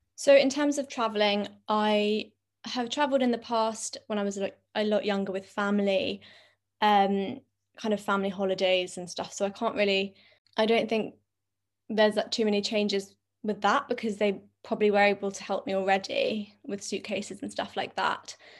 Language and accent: English; London, United Kingdom; I'm twenty-six and I'm from London.